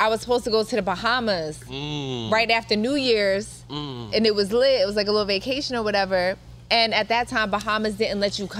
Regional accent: East Coast, United States; now in Los Angeles, United States; But even growing up on the East Coast, like I'm just not used to that weather anymore.

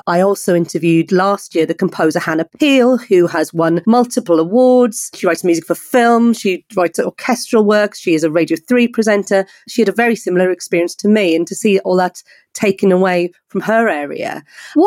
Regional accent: South Wales, United Kingdom; I'm from South Wales, and I was very lucky to grow up in a county which had a county youth orchestra.

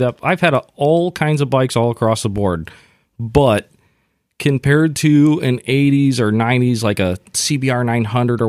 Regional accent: Midwest, United States; also born or lived in Los Angeles, California; now in Santa Cruz, United States; Growing up in the Midwest

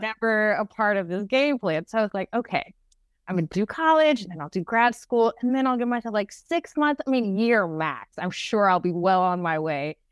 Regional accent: Dallas, Texas, United States; growing up in Dallas

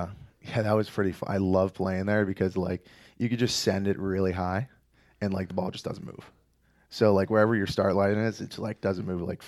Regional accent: DuPont, Pennsylvania, United States; So I grew up in a very small town just outside of Scranton, PA, called DuPont.

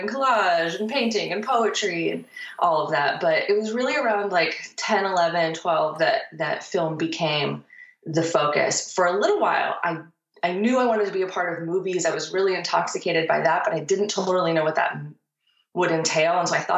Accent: Nashville, Tennessee, United States; moved away as an adult; also born or lived in Massachusetts; I'm from Nashville and left and assumed I would never return

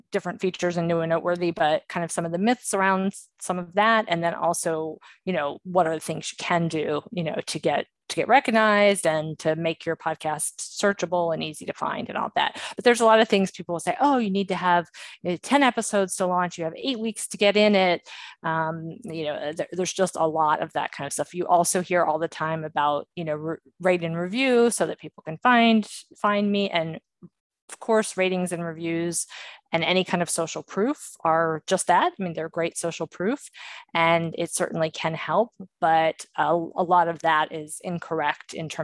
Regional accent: Maryland, United States; I grew up in Maryland, the Maryland, Virginia area. And yeah, all kind of up and down the East Coast in my younger years.

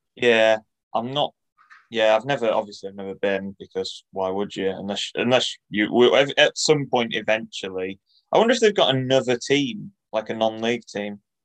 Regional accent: Bridlington, Yorkshire and the Humber, United Kingdom; moved away; back home, back in East Yorkshire, which is a very uh, sparse area of football. L- living and growing up in Bridlington

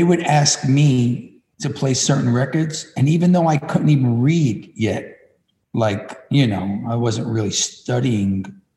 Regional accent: New York City, New York, United States; I was born and raised in Williamsburg, Brooklyn, where all the trendiness is now.

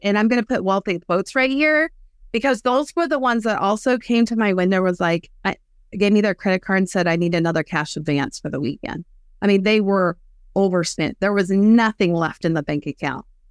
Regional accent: West Texas, United States; I grew up in West Texas

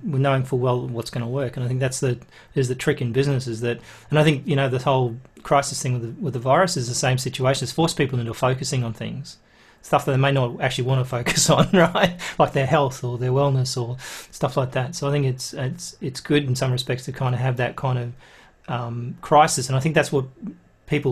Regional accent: Australia; I'm Australian

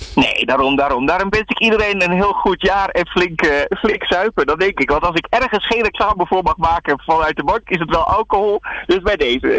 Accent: Netherlands

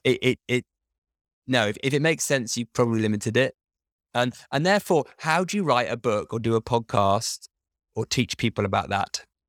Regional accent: United Kingdom; I'm British

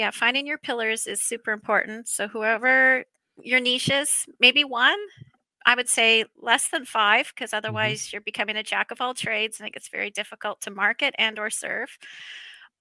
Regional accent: Canada; As a Canadian

